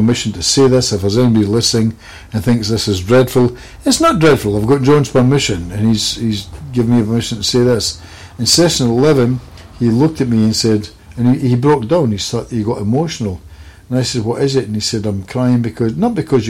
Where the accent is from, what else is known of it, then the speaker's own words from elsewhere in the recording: Scotland, United Kingdom; I'm a Scotsman